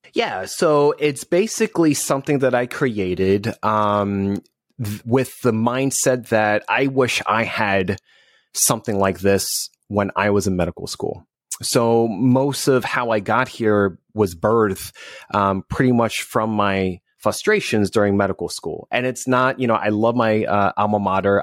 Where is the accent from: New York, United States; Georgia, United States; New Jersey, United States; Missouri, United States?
New Jersey, United States; also born or lived in Northeast; now in Southern California, United States; I'm originally from New Jersey